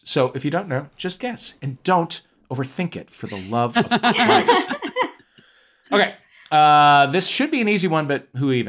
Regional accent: St. Louis, Missouri, United States; We're from St. Louis.

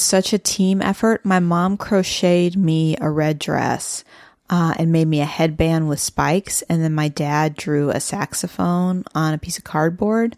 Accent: Midwest, United States; moved away; being a Midwesterner

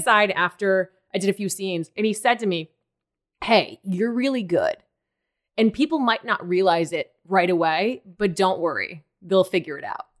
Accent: Maine, United States; moved away as an adult; also born or lived in New York; I'm from Maine

